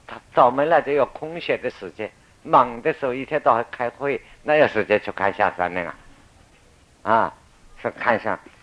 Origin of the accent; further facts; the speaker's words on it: Xiajiang, Lower Yangtze, China; accent: 外省口音 (out-of-province accent); moved away; 我是下江人